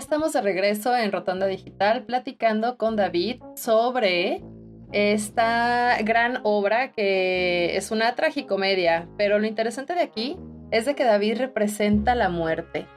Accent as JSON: {"language": "Spanish", "country": "Mexico"}